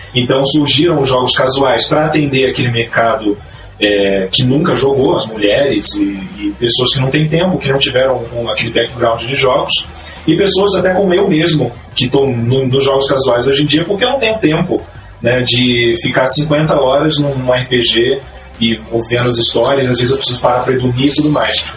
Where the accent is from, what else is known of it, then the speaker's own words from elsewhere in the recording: Curitiba, Paraná, Brazil; Sou daqui de Curitiba